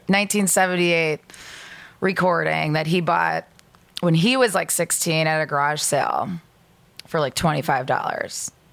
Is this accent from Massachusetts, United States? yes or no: no; Lake Zurich, Illinois, United States; I'm from Lake Zurich.